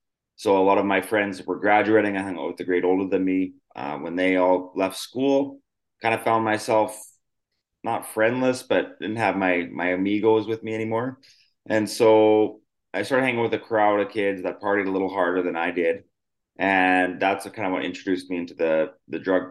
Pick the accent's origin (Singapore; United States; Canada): Canada; Yorkton, Saskatchewan; I grew up in a really small city called Yorkton, Saskatchewan, Canada